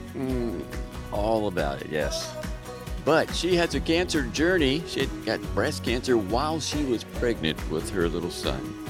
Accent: Baltimore, Maryland, United States; moved away; also born or lived in Florida; I grew up in Baltimore

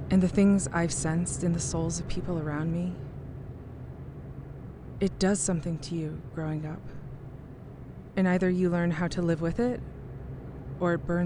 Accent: Oklahoma, United States; I'm from Oklahoma.

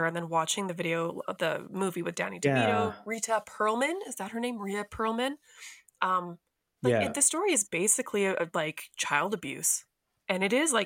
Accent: Canada; we grew up in Canada

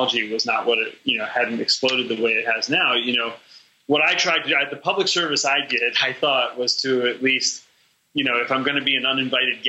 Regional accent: New York City, New York, United States; moved away; also born or lived in Chicago; I grew up in New York City, a child of the late 60s and 70s

